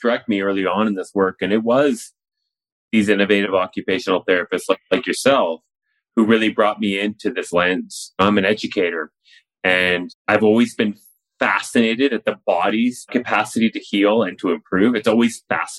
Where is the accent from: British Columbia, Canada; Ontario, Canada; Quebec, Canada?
British Columbia, Canada; Richmond; I grew up in Richmond, BC